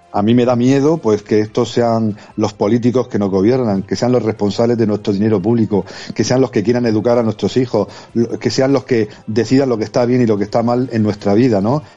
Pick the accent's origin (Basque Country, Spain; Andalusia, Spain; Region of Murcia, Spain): Region of Murcia, Spain; a los que venimos de Murcia